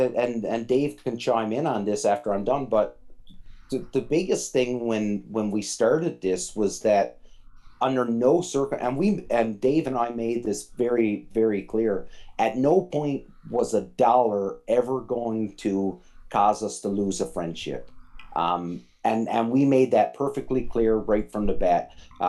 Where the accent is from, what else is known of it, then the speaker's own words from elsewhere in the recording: Newfoundland and Labrador, Canada; moved away; When I left Newfoundland and I joined the military, well, there was no time for